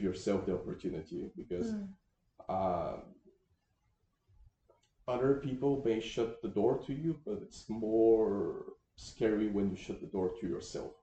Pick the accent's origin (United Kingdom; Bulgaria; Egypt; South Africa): Bulgaria; moved away as an adult; growing up in Eastern Europe